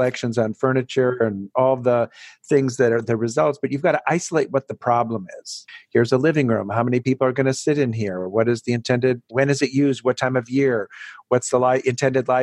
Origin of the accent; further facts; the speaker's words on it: Wisconsin, United States; moved away; I'm from Wisconsin